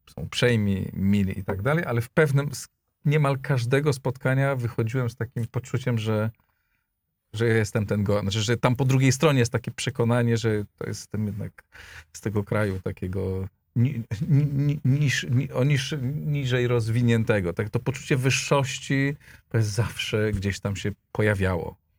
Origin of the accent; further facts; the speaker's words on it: Greater Poland, Poland; moved away; ja się wychowałem w Wielkopolsce